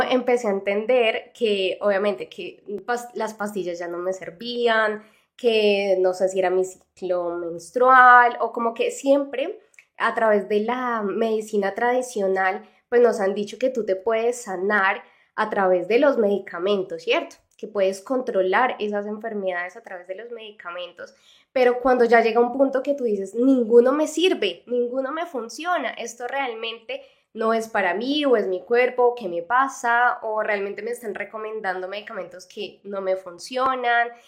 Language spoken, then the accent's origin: Spanish; Mexico; de México